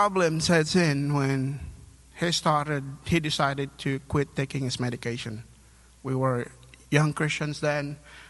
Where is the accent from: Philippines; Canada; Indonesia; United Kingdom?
Philippines; moved away as an adult; now in United States; I was born and raised in the Philippines. I came over here to the U.S. in 2010